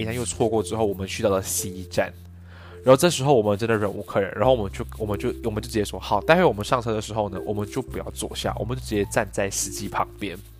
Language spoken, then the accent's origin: Chinese; Malaysia; moved away as an adult; also born or lived in Taipei, Taiwan / Australia; 我是来自马来西亚